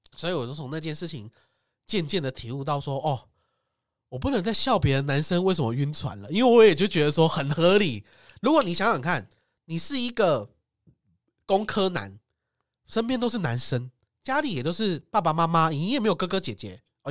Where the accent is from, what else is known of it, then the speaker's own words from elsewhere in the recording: Taiwan; 我们台湾人尺度超大